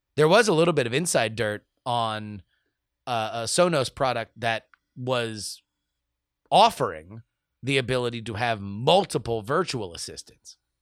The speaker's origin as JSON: {"language": "English", "region": "South Florida", "country": "United States", "moved": "yes", "lives_now": "West Coast, United States", "said": "I am from South Florida"}